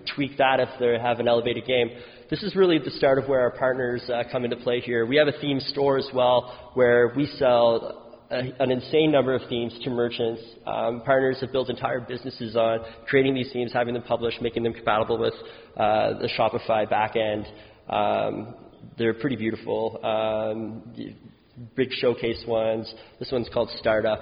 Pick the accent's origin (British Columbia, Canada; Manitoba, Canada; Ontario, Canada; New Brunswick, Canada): New Brunswick, Canada; now in Ottawa, Canada; I live in Ottawa now, but I'm from New Brunswick